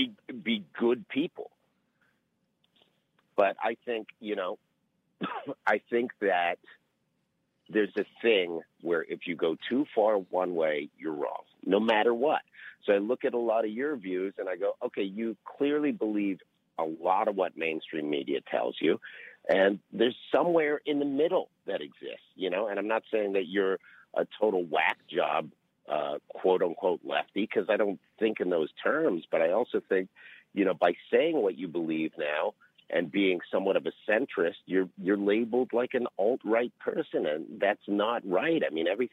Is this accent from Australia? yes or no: no; Canada; now in United States; I'm a Canadian Jew